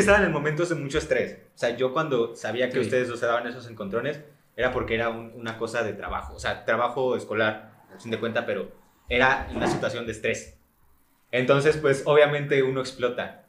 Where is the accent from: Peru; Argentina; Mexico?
Mexico; uno como mexicano